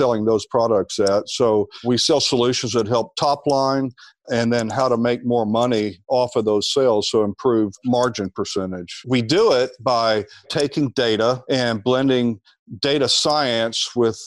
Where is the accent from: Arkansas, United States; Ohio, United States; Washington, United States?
Arkansas, United States; Little Rock; also born or lived in Dallas / New Jersey; now in Austin, United States; I grew up in Little Rock, Arkansas